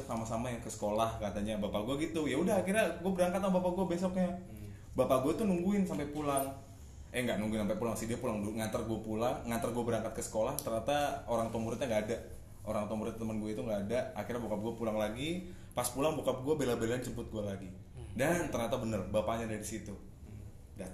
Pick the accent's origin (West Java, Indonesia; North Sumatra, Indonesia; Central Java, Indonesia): Central Java, Indonesia; Semarang; karena gue asli anak Semarang